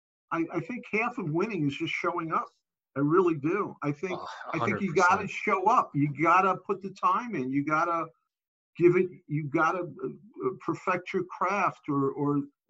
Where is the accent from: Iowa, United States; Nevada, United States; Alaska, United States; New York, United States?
New York, United States; New York City; I grew up in Brooklyn in the 60s